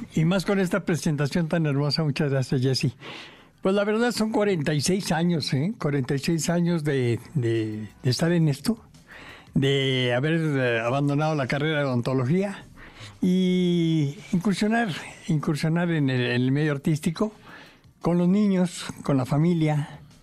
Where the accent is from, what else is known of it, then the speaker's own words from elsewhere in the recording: Monterrey, Nuevo León, Mexico; yo, vengo de Monterrey